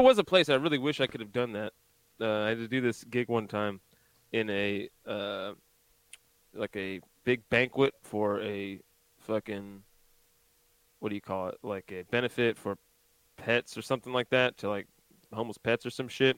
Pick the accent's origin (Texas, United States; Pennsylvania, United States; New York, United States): Pennsylvania, United States; now in South Carolina, United States; I'm from Pennsylvania